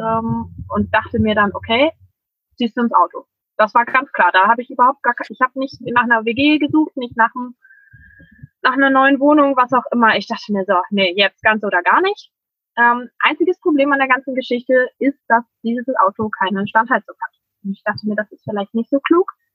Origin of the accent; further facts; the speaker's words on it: Germany; ich komme aus der Nähe von Hamburg